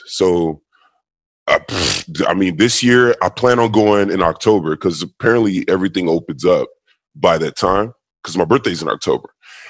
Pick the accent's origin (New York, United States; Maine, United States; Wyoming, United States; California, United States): California, United States; Los Angeles; also born or lived in Nigeria; Born and raised in LA, but then for high school, for eighth grade, I left. And that was my first time in Africa